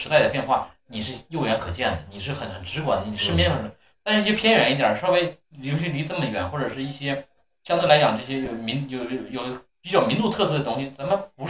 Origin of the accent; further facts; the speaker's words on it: China; 虽然咱们都是中国人